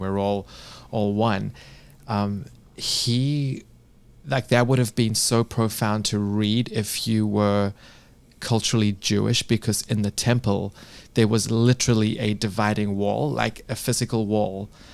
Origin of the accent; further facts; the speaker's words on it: South Africa; moved away as an adult; also born or lived in United Kingdom; now in United States; I was born and raised in Africa, in South Africa